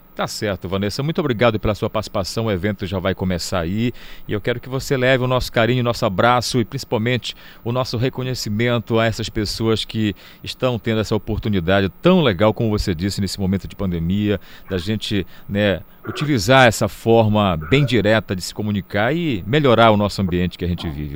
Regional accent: Belém, Pará, Brazil; Aqui mesmo em Belém, né? A gente tem um sotaque diferente

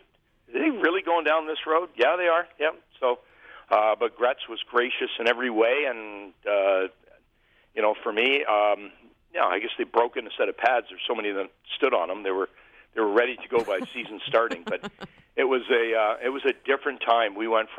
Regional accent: Scotland, United Kingdom; Oh, I'm a Scottish guy. You think I'm going to the beach?

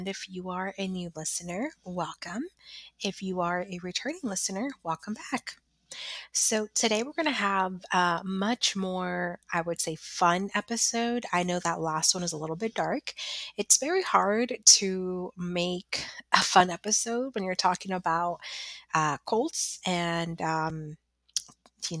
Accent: Chicago, Illinois, United States; moved away; I haven't set foot in my grammar school, which I'm originally from Chicago

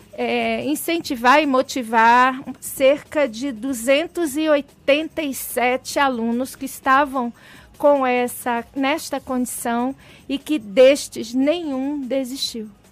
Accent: Baixada Fluminense, Rio de Janeiro, Brazil; born or raised there

